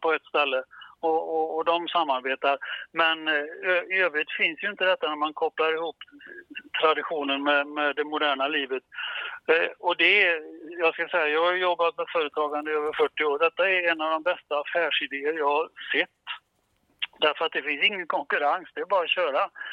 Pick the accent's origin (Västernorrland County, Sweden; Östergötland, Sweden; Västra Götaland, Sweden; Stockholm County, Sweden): Västra Götaland, Sweden; Gothenburg; som vi säger hemma i Göteborg